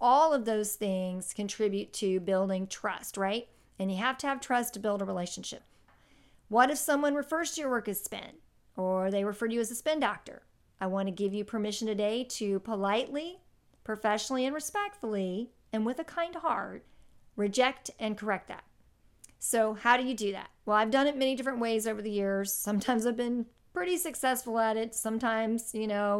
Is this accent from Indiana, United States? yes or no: yes; Indianapolis, Indiana, United States; my hometown of Indianapolis